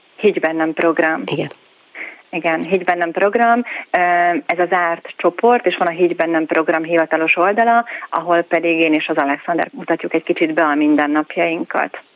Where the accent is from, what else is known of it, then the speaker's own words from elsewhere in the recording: Zalaegerszeg, Zala, Hungary; moved away as an adult; now in Budapest, Hungary; költözünk haza Zalaegerszegre a szülővárosunkba